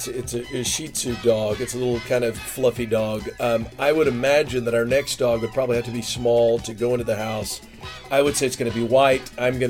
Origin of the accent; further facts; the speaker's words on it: North Richland Hills, Texas, United States; I'm from North Richland Hills, Texas. It's closer to Fort Worth than Dallas. It's in the Metroplex.